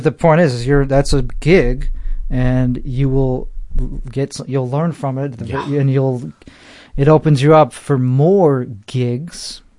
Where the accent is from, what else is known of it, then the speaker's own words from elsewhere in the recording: Chicago, Illinois, United States; accent: Chicago; like that I shouldn't lean into my accent